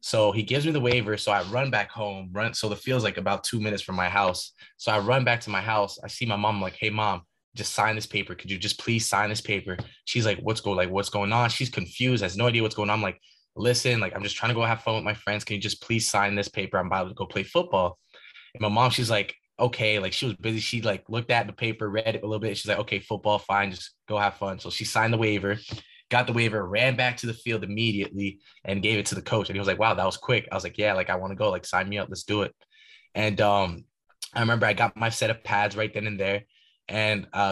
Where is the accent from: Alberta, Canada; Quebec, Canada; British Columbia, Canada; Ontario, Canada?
Ontario, Canada; Ottawa; moved away; also born or lived in Haiti; my hometown in Ottawa, Ontario, Canada